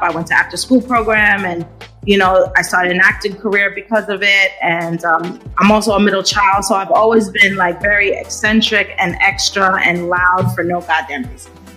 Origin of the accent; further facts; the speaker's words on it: New York City, New York, United States; I am a New Yorker. I've been a New Yorker all my life